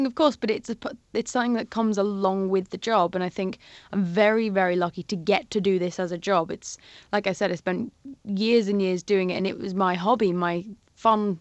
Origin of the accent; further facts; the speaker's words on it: Isle of Man; growing up in the Isle of Man, it's so beautiful